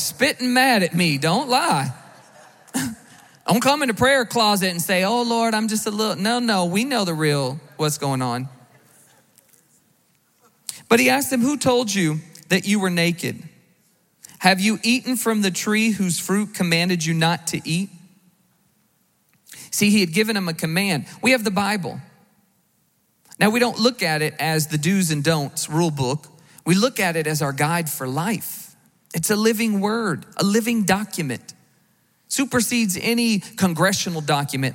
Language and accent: English; the South, United States; I grew up in the South.